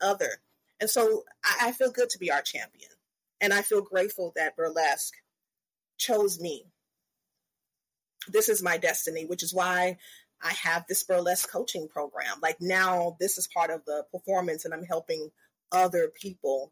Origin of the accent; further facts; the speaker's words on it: the South, United States; I'm from the South